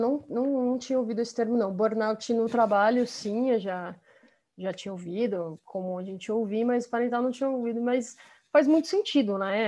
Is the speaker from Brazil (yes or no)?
yes; Brazil; also born or lived in United States; nós crescemos aqui no, no Brasil mas com 18 anos a gente foi, eu e meu irmão, nós fomos fazer faculdade fora, então, então nós ficamos aí sete anos morando nos Estados Unidos